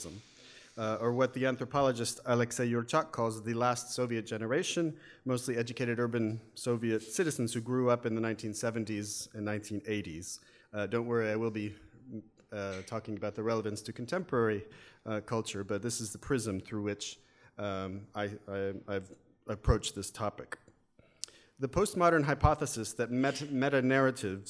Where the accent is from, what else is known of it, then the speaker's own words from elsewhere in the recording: United States; accent: American; as you can tell from my my accent, probably, yes, I'm an American